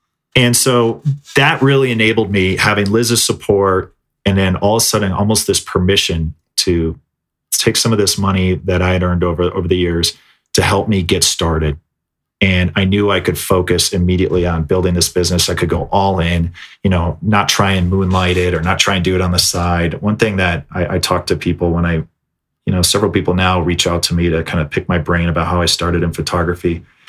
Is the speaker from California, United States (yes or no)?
no; Minnesota, United States; also born or lived in South Florida; growing up in Minnesota, I mean, I'm no stranger to snow, but coming from lush green South Florida